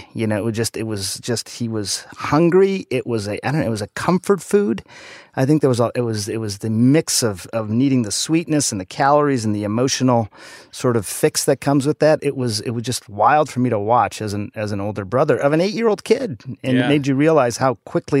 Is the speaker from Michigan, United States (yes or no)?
yes; Michigan, United States; Michigan for both of us. Small town in Michigan. I was born outside of Detroit. Parents were auto industry folks